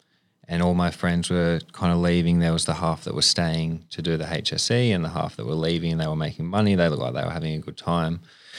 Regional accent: Sydney, New South Wales, Australia; I grew up on the Northern Beaches.

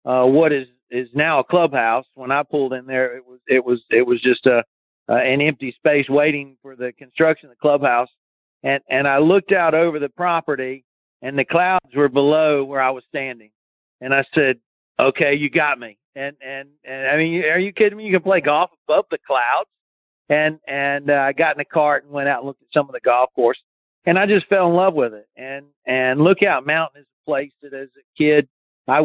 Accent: Fort Mill, South Carolina, United States; also born or lived in Cleveland, Tennessee; now in Myrtle Beach, United States; I grew up in South Carolina, but I was born in Tennessee. I left Tennessee, I was like second or third grade and came to Fort Mill, South Carolina.

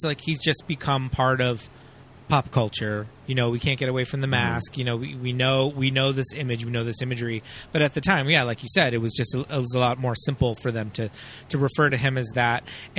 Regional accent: Alhambra, California, United States; my friends and I grew up in and around Alhambra, which is one town away from South Pasadena

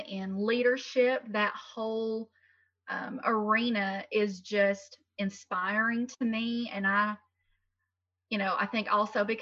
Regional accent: Tennessee, United States; I've lived in Tennessee my entire life

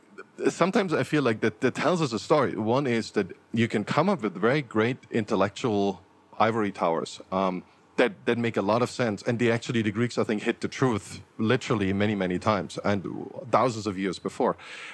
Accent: Germany; I grew up in Germany, so extreme nationalism in Germany

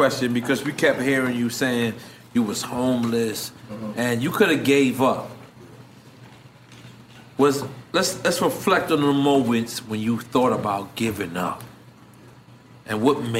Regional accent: New York City, New York, United States; I was from Left Rack, right? So that's why you keep saying Left Rack. And that's my hood.

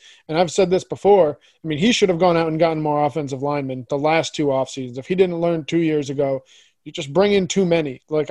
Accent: New Haven, Connecticut, United States; now in Syracuse, United States; I'm from the New Haven area

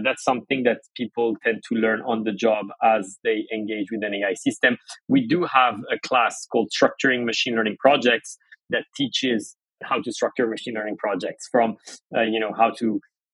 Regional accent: France; moved away as an adult; now in United States; I grew up in France. My family's from Iran.

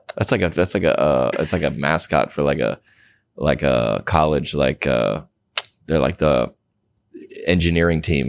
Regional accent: Atlanta, Georgia, United States; moved away as an adult; also born or lived in Denver / Colorado Springs; now in Los Angeles, United States; I grew up in the South and went to school here

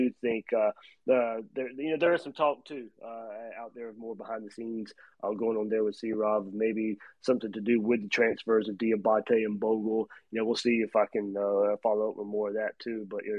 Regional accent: Georgia, United States; growing up in Georgia

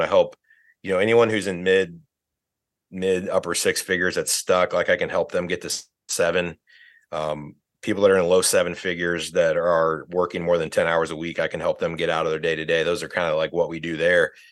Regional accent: northern Indiana, United States; I grew up in Indiana, northern Indiana

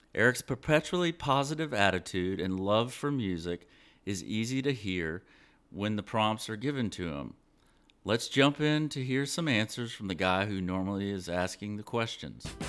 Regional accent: Savannah, Georgia, United States; now in Texas, United States; I'm originally from Savannah, Georgia

